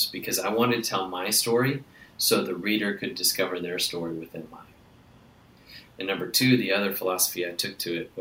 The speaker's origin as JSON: {"language": "English", "region": "Wisconsin", "country": "United States", "tie": "born or raised there", "said": "I grew up in Wisconsin where sarcasm is kind of like part of our language"}